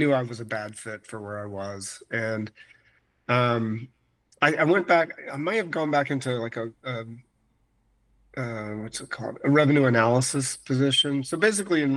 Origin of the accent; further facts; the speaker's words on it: Florida, United States; moved away as an adult; also born or lived in Minnesota; now in Phoenix, United States; I couldn't deal with Minnesota since growing up in Florida